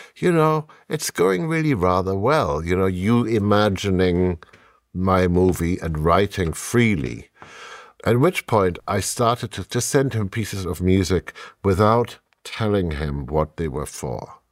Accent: Germany; English is a second language; moved away

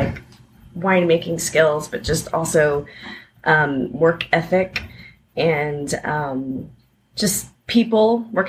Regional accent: Pasadena, Texas, United States; moved away as an adult; also born or lived in Idaho; I am a Texan. I'm from Pasadena, Texas. And I was living in Idaho

